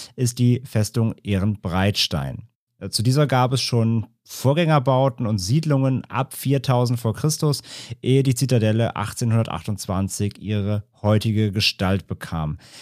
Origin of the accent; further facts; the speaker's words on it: Ahr valley district, near Koblenz, Rhineland-Palatinate, Germany; in der Region, in der ich aufgewachsen äh, bin. Ich komme aus dem Ahrtalkreis